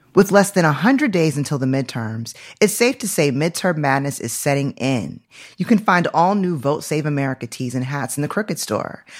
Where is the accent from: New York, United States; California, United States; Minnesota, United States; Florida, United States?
New York, United States; Syracuse; I was born in Syracuse, New York. Like, I was born upstate New York